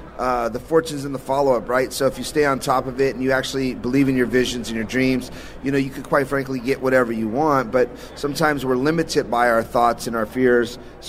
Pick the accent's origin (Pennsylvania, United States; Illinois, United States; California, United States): California, United States; We're from Cali.